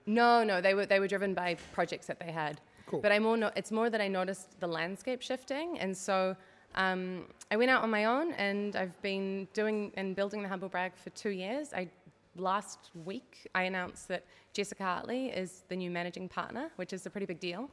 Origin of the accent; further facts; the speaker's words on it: New Zealand; moved away as an adult; now in Netherlands; I'm a Kiwi. That's where the twang in my accent comes from.